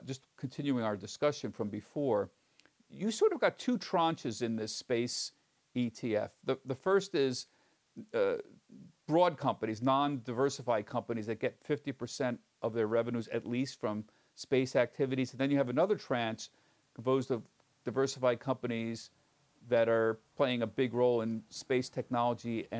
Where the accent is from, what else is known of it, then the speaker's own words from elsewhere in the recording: Bucks County, Pennsylvania, United States; as a kid growing up in Bucks County, Pennsylvania